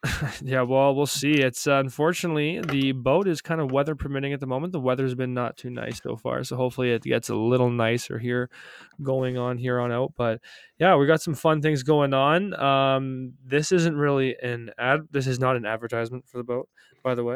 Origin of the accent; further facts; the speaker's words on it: Calgary, Alberta, Canada; now in North Bay, Canada; I grew up in Calgary